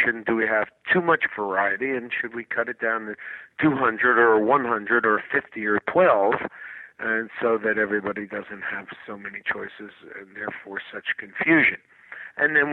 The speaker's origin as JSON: {"language": "English", "country": "United States", "said": "as an American"}